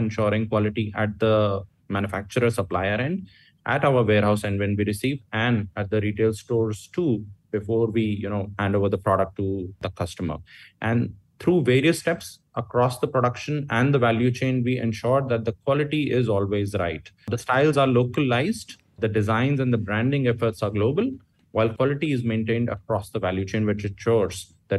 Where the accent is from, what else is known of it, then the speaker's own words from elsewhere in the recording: India; English is a second language; now in Malaysia; that's a common understanding in Malaysia, and I came from India there too